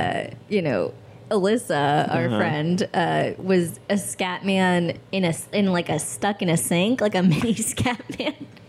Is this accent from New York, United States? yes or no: yes; Albany, New York, United States; moved away as an adult; now in Los Angeles, United States; I'm from upstate New York. Albany, the capital.